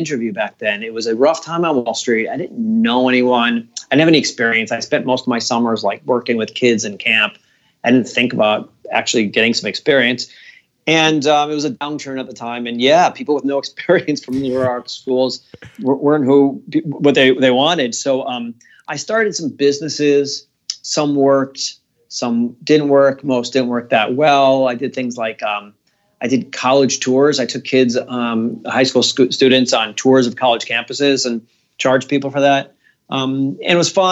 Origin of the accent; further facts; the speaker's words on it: Providence, Rhode Island, United States; my hometown in Providence, Rhode Island